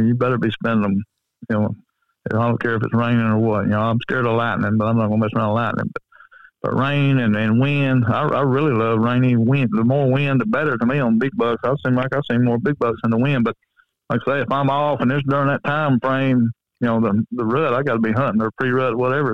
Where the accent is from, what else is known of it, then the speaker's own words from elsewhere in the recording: Coleman, United States; where I live, my hometown